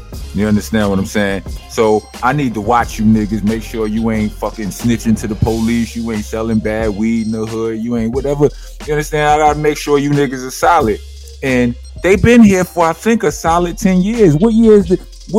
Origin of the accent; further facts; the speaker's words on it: New York City, New York, United States; also born or lived in Los Angeles; I'm loyal to New York Knicks because I'm from New York.